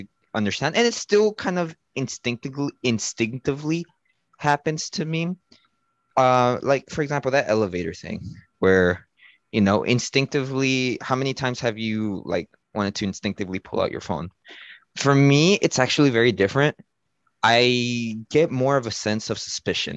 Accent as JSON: {"language": "English", "country": "Mexico", "tie": "born or raised there", "moved": "yes", "said": "I grew up in Mexico, different type of culture, different type of lifestyle."}